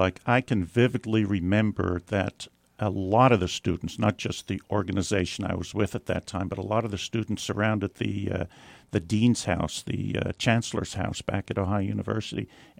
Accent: Netherlands; now in United States; I was born in Holland

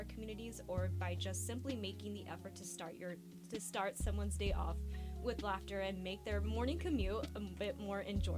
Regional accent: Bay Area, California, United States; moved away as an adult; now in Davis, United States; growing up in the Bay Area.

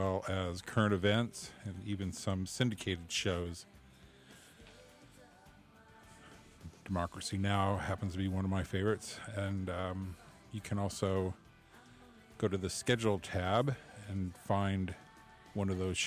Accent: Des Moines, Iowa, United States; now in Davis, United States; I grew up in Iowa, and people that don't know, I'm from Des Moines.

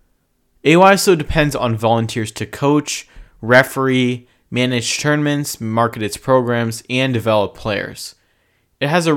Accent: California, United States; my home state of California

